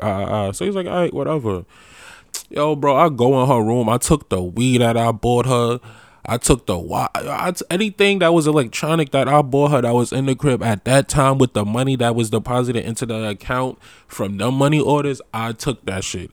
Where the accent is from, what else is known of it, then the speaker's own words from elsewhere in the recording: New York, United States; moved away as an adult; also born or lived in DMV (Washington metropolitan area); I'm from New York.